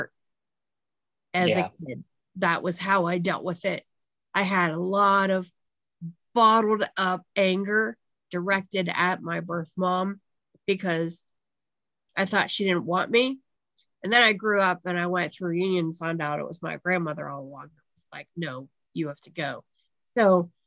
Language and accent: English; United States; I grew up in the States.